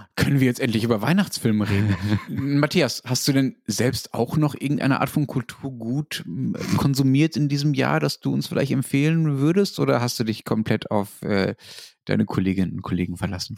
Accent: Germany

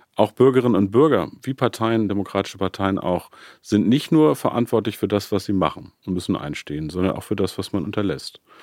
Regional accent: Peine, Lower Saxony, Germany; meiner Heimatstadt Peine

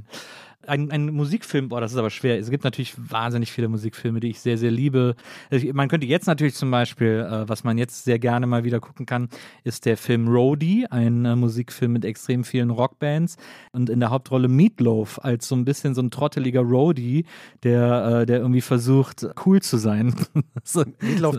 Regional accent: Wesseling, North Rhine-Westphalia, Germany; ich komme aus Wesseling, das ist zwischen Köln und Bonn

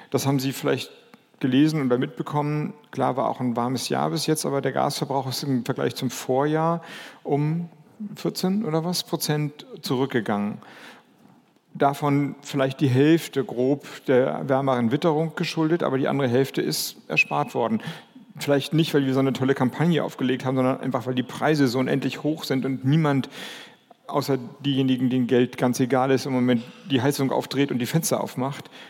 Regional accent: Kiel, Schleswig-Holstein, Germany; also born or lived in Lübeck; now in Flensburg, Germany; ich komme, ich bin in Lübeck geboren, ich bin in Kiel oder bei Kiel groß geworden, lebe jetzt in Flensburg.

